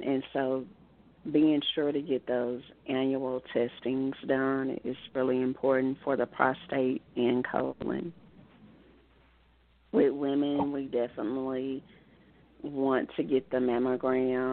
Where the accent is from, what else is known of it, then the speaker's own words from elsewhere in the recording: Osceola, Arkansas, United States; moved away as an adult; I was born and raised in Osceola, Arkansas, and lived all my childhood in Arkansas, and after college moved away. But right now I am living in Arkansas.